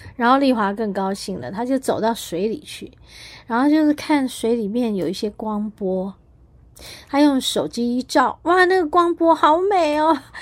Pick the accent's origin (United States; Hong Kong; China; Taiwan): Taiwan; 身为台湾人，身为台湾人的骄傲